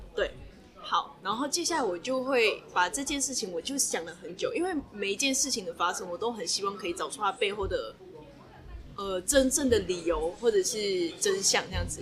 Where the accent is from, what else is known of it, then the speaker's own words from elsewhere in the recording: Malaysia; now in Taiwan; 我一个马来西亚人